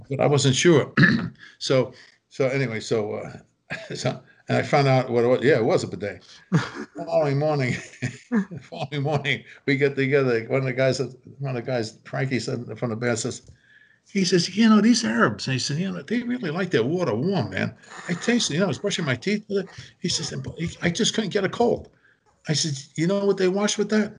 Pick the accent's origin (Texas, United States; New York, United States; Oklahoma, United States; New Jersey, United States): New York, United States; We're all from New York.